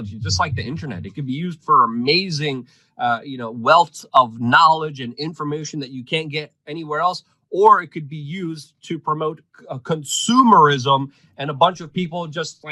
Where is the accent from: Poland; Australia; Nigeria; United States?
Poland; first language Polish; English is a second language; moved away